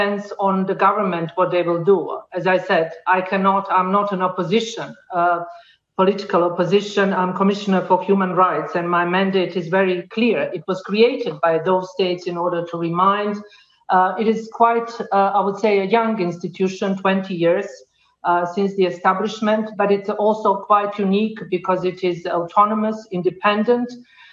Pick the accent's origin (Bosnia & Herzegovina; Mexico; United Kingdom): Bosnia & Herzegovina; Sarajevo; I come from Sarajevo, from Bosnia and Herzegovina